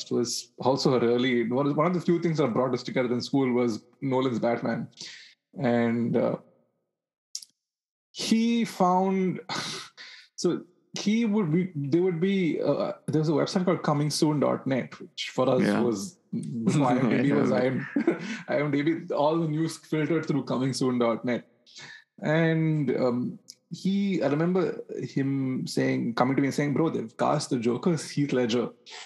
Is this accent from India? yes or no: yes; Bangalore, Karnataka, India; born or raised there